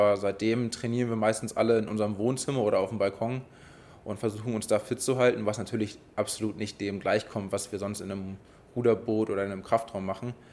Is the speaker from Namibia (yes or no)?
no; Hamburg, Germany; Ja, ich bin Bergedorfer, ich komme ähm, aus Neuer-Lamöhe